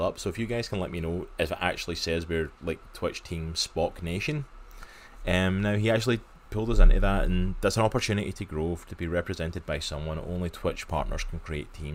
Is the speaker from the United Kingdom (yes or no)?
yes; just outside of Glasgow, Scotland, United Kingdom; accent: Scottish; I grew up just outside of Glasgow, so that's my home turf